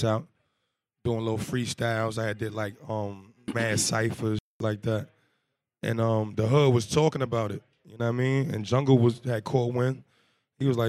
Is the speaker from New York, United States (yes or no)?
yes; New York City, New York, United States; also born or lived in Queens, New York; East First Avenue, Harlem